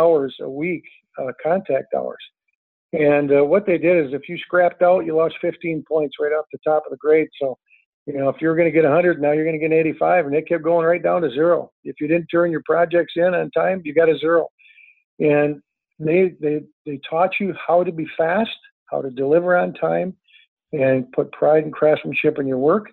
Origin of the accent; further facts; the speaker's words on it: Straits of Mackinac, Michigan, United States; now in Traverse City, United States; I grew up on the Straits of Mackinac